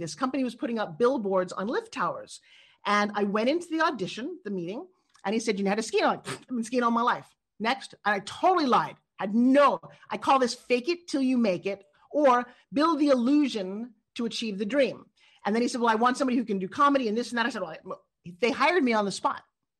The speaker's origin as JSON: {"language": "English", "region": "New York", "country": "United States", "accent": "New York", "said": "Actually, my original accent comes from New York. So I grew up talking like this."}